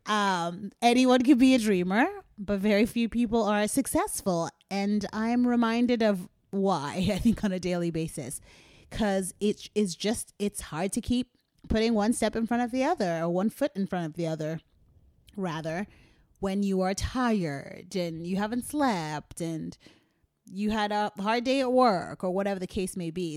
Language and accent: English; Philadelphia, Pennsylvania, United States; being a Philadelphian